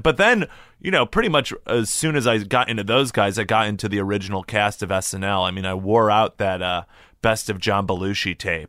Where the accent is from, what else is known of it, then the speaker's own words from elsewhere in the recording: Illinois, United States; growing up in Illinois is the high, you know, my high school just tried to get me to go to Illinois schools